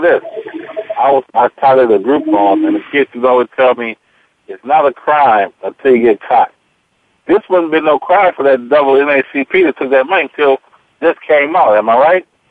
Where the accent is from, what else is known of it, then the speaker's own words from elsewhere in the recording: Robbins, Illinois, United States; I grew up in Robbins, Illinois